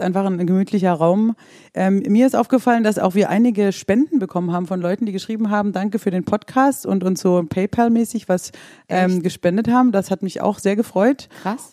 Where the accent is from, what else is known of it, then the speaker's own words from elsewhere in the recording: Swabia, Baden-Württemberg, Germany; ich bin ja ähm, aus dem Schwabenländle